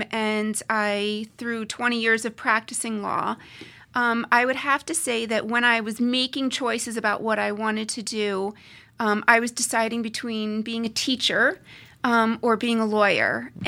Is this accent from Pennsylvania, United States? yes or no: yes; Pennsylvania, United States; also born or lived in New Jersey / New York / Colorado; So I grew up in Pennsylvania, in New Jersey, in New York, and then I also spent a little bit of time in Colorado.